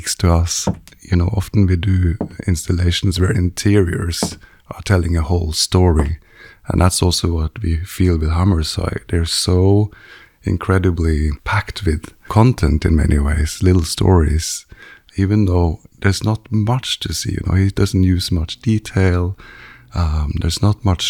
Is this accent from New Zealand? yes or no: no; Trondheim, Trøndelag, Norway; moved away as an adult; also born or lived in Copenhagen, Denmark; I grew up in Trondheim in Norway